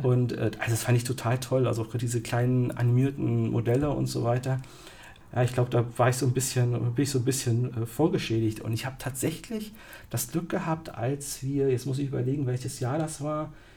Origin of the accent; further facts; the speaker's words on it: East Germany, Germany; als Kind im Osten